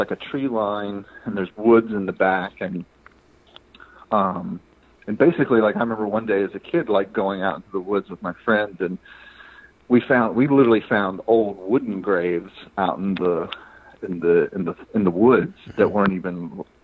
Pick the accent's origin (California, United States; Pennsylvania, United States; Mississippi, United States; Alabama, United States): Alabama, United States; Marion; the town I grew up in was about 30 minutes from Selma, Alabama. It's out in the middle of nowhere. It's called Marion, Alabama.